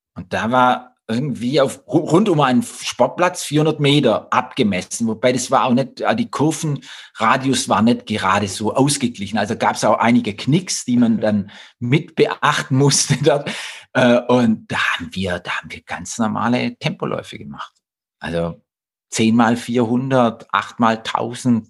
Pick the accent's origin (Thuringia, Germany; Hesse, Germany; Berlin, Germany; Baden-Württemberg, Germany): Baden-Württemberg, Germany; Blaubeuren; Ich komme aus Blaubeurer